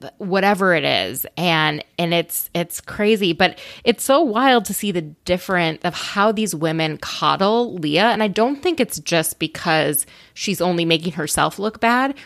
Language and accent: English; Minnesota, United States; I grew up in Minnesota